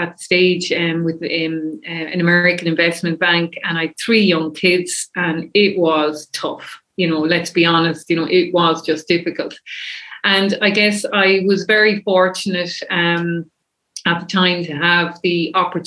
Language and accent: English; Kilkenny, Leinster, Ireland; now in Dublin, Ireland; I'm from Kilkenny originally